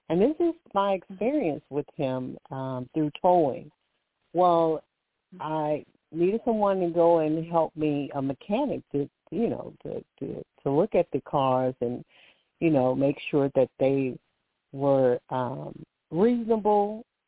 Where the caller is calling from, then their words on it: Alabama, United States; I'm calling from Alabama.